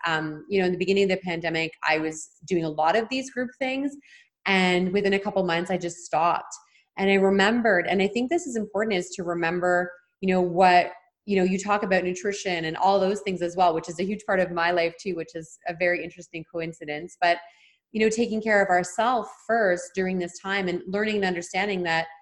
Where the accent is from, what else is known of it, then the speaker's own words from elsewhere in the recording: Ontario, Canada; moved away as an adult; now in British Columbia, Canada; I'm from Ontario and moved to BC three years ago.